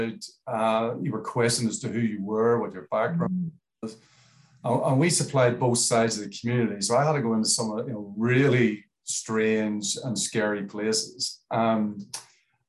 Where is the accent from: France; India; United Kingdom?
United Kingdom; Belfast, Northern Ireland; now in Australia; I was born in Belfast